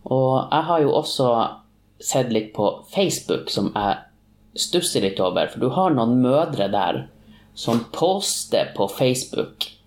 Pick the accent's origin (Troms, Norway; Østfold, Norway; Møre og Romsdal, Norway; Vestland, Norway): Troms, Norway; Tromsø; Jeg er fra Tromsø.